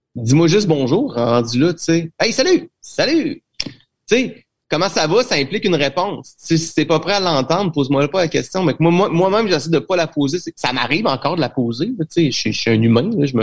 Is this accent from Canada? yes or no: yes; Trois-Rivières, Quebec, Canada; je suis de Trois-Rivières